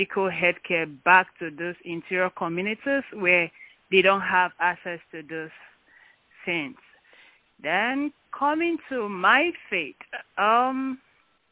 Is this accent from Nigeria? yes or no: yes; Port Harcourt, Rivers State, Nigeria; moved away as an adult; also born or lived in Ukraine; now in United States; I actually was born in Nigeria, River State, Port Harcourt, to be precise. I grew up in Nigeria